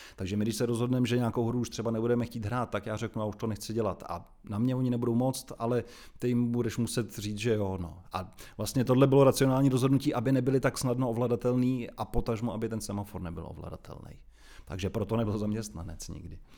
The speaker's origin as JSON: {"language": "Czech", "region": "Prague", "country": "Czechia", "tie": "born or raised there", "also_born_or_lived": "Jilemnice", "said": "jsem celoživotní Pražák, protože rodiče už bydleli v Praze, takže ačkoliv jsem se narodil tam opravdu od, od prvních dnů, teda vyrůstám v Praze."}